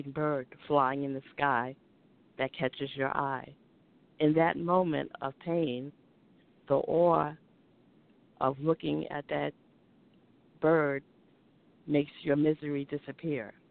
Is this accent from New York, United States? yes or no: yes; New Rochelle, New York, United States; now in Baltimore, United States; I'm originally from New Rochelle, New York.